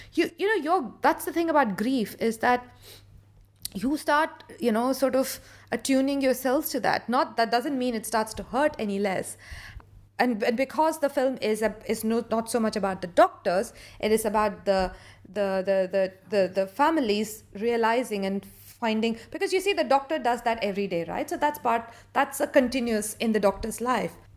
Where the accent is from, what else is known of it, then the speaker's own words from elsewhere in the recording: India; now in London, United Kingdom; I am an Indian born director who's, uh, currently living in London.